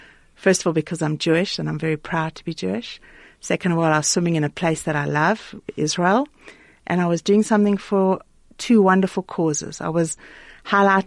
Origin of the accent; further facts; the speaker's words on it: Klerksdorp, North West, South Africa; We had a pool at home when I grew up in Clarksdorp